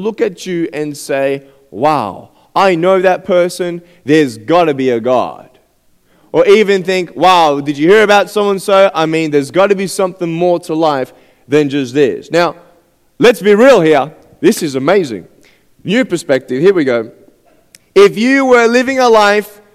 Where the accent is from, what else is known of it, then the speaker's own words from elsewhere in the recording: Australia; I'm from Australia, and I'm 23 years old